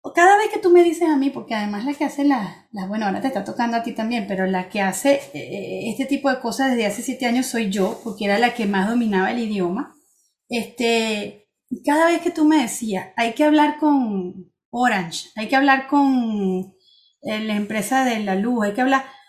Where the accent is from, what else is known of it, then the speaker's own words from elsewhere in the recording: Venezuela; also born or lived in Spain / Barcelona / Switzerland; now in France; salí de Venezuela y mejoré, mi vida mejoró